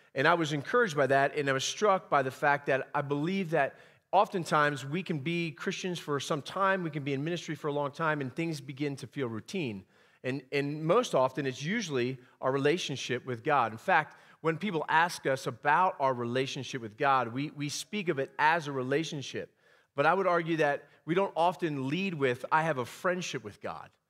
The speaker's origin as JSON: {"language": "English", "region": "Pennsylvania", "country": "United States", "moved": "yes", "said": "I'm from the great state of Pennsylvania"}